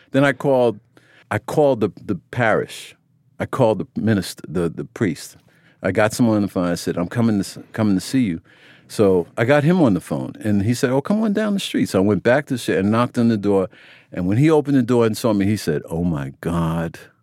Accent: United States; I grew up in America

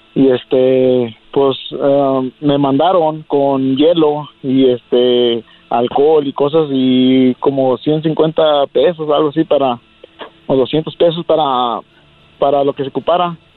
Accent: Jalisco, Mexico; moved away; allá en Jalisco hay muchas empacadoras de jamón, de carnes y este ahí en mi pueblo

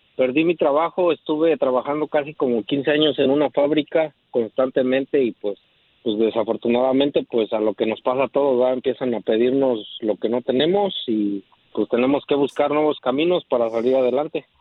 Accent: Chapa de Mota, State of Mexico, Mexico; now in Chicago, United States; soy originario del Estado de México, de un pueblo que se llama San Miguel Chapa de Mota.

